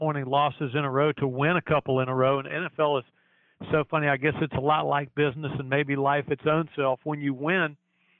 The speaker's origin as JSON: {"language": "English", "town": "Chapel Hill", "region": "North Carolina", "country": "United States", "tie": "born or raised there", "said": "growing up in Chapel Hill, North Carolina"}